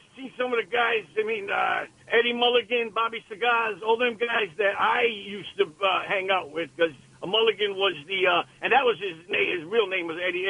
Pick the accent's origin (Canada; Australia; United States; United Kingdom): United States; Rhode Island; moved away; I come from Rhode Island.